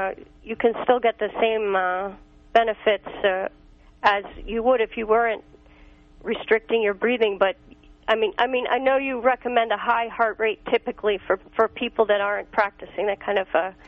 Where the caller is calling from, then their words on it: New York, United States; Hi, I'm calling from New York.